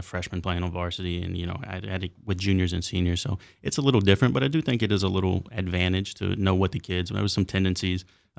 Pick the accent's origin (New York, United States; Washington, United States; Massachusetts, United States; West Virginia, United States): West Virginia, United States; Hedgesville; Yeah, so I'm from here. I was raised in Hedgesville, moved to Martinsburg, but it's all the same area, really. Went to Hedgesville High School from 07 to 10